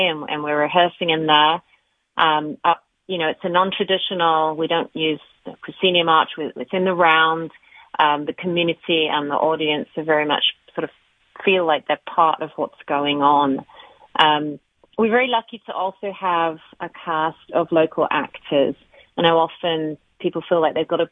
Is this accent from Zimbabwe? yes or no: no; England, United Kingdom; also born or lived in Australia / Canada; now in United States; We actually moved here from Australia 6 years ago. So we're full-time residents here, but I'm from England.